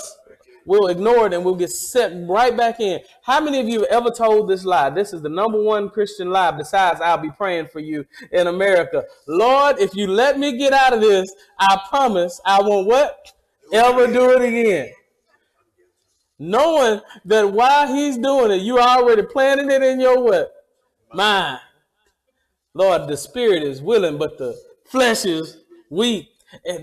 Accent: Mississippi, United States; I am from Mississippi, and Mississippi is the hospitality state

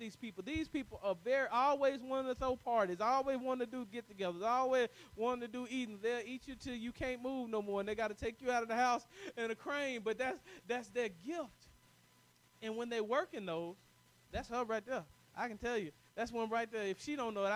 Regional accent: the South, United States; I'm from the South

